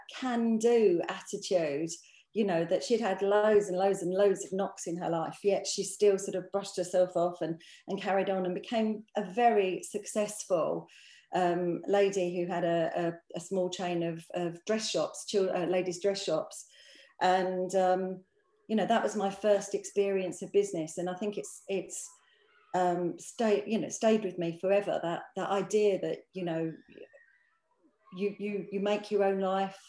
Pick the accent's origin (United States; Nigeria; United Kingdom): United Kingdom; London; I grew up actually. We sort of came from a fairly humble background.